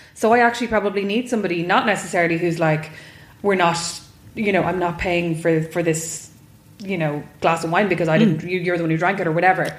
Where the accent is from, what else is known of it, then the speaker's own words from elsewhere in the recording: Kildare, Leinster, Ireland; I'm from Kildare, so I'm from mm. not a farming background, but a farming area.